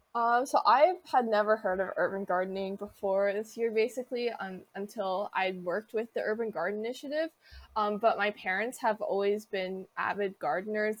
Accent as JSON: {"language": "English", "town": "Wilmington", "region": "Delaware", "country": "United States", "tie": "born or raised there", "said": "Wilmington, Delaware, which is my hometown"}